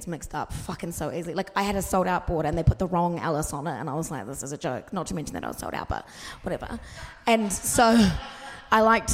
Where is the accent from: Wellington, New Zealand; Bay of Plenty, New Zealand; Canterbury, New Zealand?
Wellington, New Zealand; I'm from Wellington.